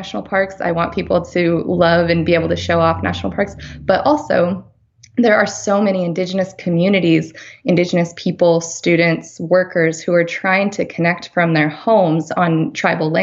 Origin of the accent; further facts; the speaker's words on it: Farmington, New Mexico, United States; moved away; also born or lived in Durango, Colorado / Washington, D.C.; I grew up in Farmington, New Mexico, and that was, it's about 40 miles south of the end of the Colorado Trail